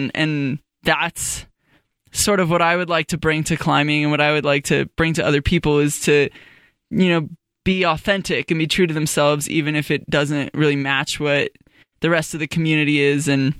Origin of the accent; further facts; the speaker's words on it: Fort Collins, Colorado, United States; I grew up in Fort Collins in Colorado.